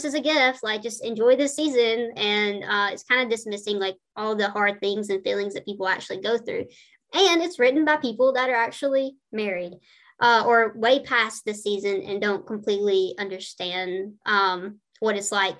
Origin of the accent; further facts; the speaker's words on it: the South, United States; I'm from the South.